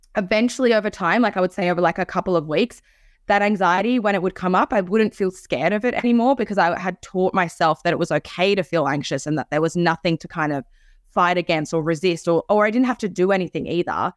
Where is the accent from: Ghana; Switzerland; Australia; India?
Switzerland; I was born in Switzerland